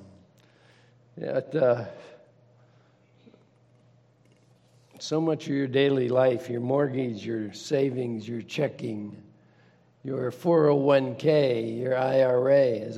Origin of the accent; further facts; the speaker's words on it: Turtle Creek, Pennsylvania, United States; I was born and raised in Pittsburgh, suburb on the east side called Turtle Creek.